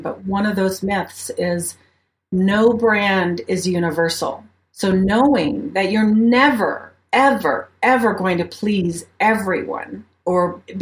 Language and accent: English; Ohio, United States; moved away as an adult; also born or lived in Mobile, Alabama; now in Colorado Springs, United States; where I'm from, if you want to go way back, I'm from Ohio. I'm a Midwest gal